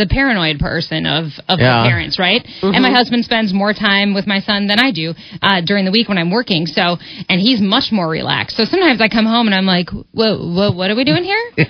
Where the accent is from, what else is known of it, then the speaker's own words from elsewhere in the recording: Wisconsin, United States; moved away as an adult; also born or lived in Minneapolis, Minnesota; I worked last in Minneapolis, and I'm originally from Wisconsin.